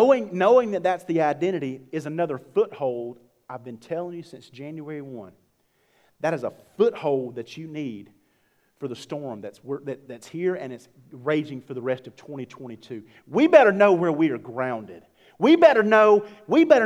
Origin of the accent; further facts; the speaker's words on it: Georgia, United States; I'm from Georgia